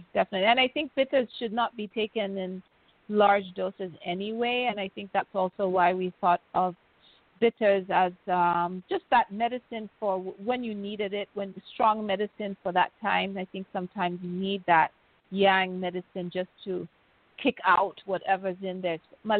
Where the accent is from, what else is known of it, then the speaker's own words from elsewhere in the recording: Kenya; you're from Kenya.